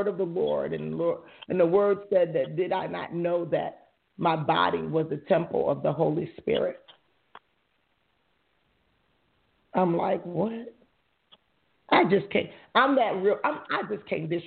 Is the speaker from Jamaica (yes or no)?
yes; Jamaica; I'm Jamaican